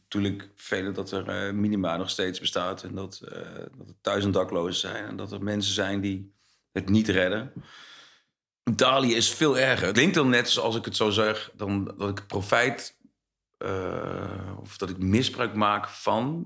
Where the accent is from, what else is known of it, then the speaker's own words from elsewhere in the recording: Zwolle, Overijssel, Netherlands; also born or lived in Almelo; Ik ben geboren in Almelo, uh, eh, 78. toen ben ik, nou ja, met mijn ouders maar mee gegaan naar Zwolle. Dus ik was anderhalf. Toen kom ik in Zwolle. Dus eigenlijk voel ik me gewoon wel een echte Zwollenaar.